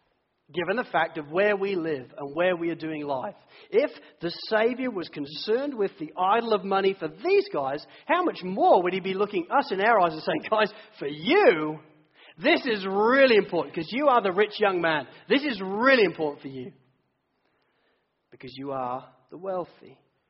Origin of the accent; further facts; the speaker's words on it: England, United Kingdom; now in Sydney, Australia; I came from England. We were all in recession. I just sold my house in the UK last week.